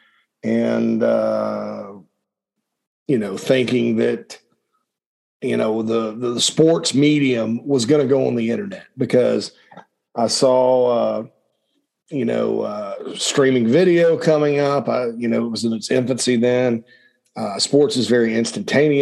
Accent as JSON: {"language": "English", "region": "upstate South Carolina", "country": "United States", "tie": "born or raised there", "also_born_or_lived": "Gainesville, Georgia / Nashville, Tennessee", "moved": "as an adult", "said": "I grew up in South Carolina. I love the state."}